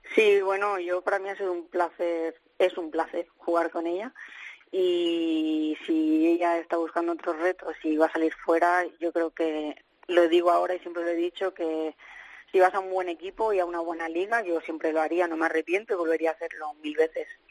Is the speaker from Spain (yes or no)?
yes; Spain; also born or lived in England; jugadora española